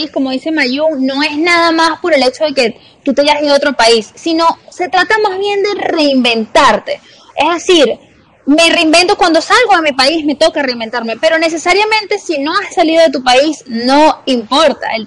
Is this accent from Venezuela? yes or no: yes; Venezuela; las dos somos de Venezuela, pero estamos en diferentes países